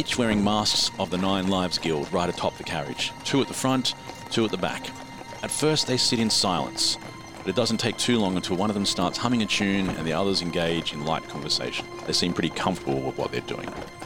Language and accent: English; Australia; we're Australian